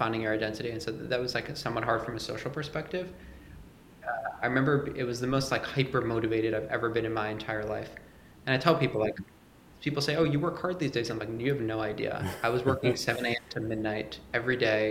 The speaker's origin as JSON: {"language": "English", "region": "New York", "country": "United States", "said": "I'm from New York"}